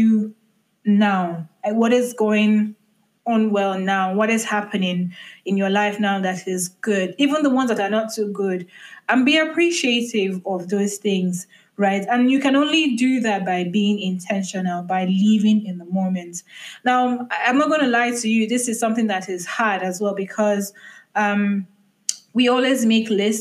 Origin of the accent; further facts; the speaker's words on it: Nigeria; being a Nigerian